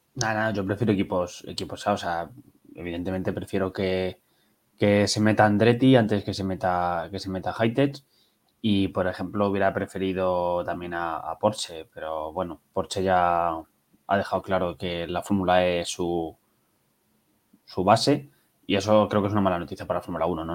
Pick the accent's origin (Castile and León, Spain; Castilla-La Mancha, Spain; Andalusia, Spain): Castilla-La Mancha, Spain; Toledo; now in Madrid, Spain; soy de Toledo, tengo ahora mismo vivo en Madrid